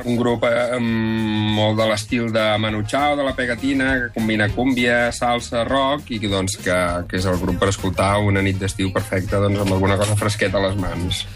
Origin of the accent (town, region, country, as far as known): Reus, Catalonia, Spain